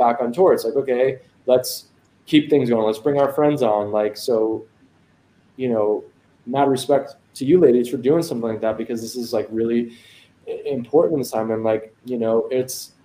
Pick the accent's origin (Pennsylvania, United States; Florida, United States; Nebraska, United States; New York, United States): New York, United States; Long Island; moved away; I grew up in Long Island